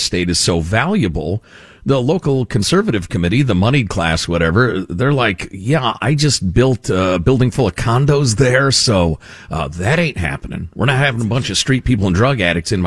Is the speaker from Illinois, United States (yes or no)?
yes; Chicago, Illinois, United States; since I was a kid growing up in Chicagoland